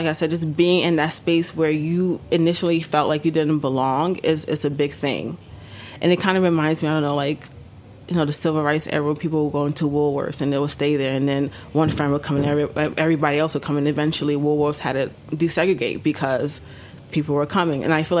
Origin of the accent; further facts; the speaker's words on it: Ghana; as a West African, as a Ghanaian.